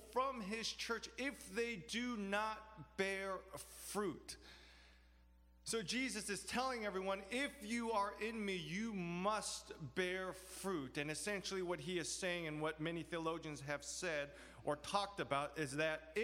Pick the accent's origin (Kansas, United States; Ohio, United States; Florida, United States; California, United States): California, United States; Los Angeles; now in New York, United States; I grew up in Los Angeles. Now I live in New York.